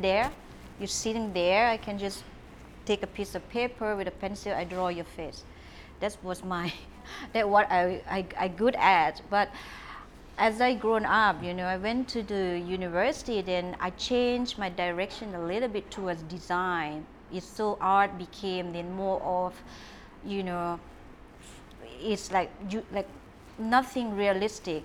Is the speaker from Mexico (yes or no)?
no; Trang, Thailand; English is a second language; moved away as an adult; now in Phuket, Thailand; My mom is from Trang. My dad's from Nakhon Si Thammarat. I'm from South Southern girl